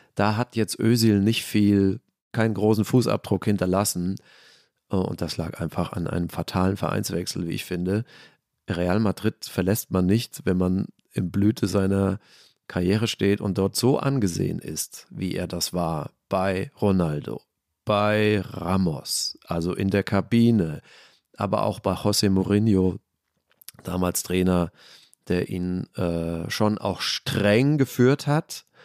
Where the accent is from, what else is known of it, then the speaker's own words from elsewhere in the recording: Germany; unser schönes Land